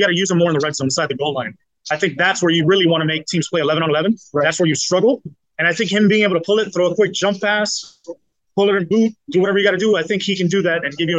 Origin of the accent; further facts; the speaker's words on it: Miami, Florida, United States; I'm from Miami. I'm South Florida.